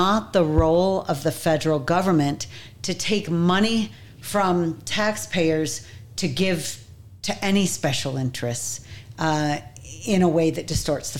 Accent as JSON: {"language": "English", "region": "New York", "country": "United States", "tie": "born or raised there", "moved": "as an adult", "lives_now": "Utah, United States", "said": "I grew up in New York"}